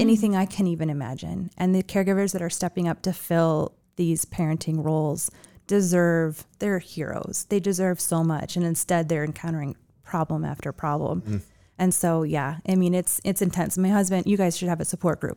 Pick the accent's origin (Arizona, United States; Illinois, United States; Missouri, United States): Illinois, United States; Chicago; also born or lived in Seattle; now in Las Vegas, United States; I grew up in Chicago